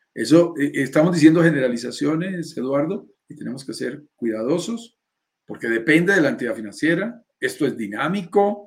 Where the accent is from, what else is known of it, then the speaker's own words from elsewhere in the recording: Bogotá, Colombia; mi país, en Colombia.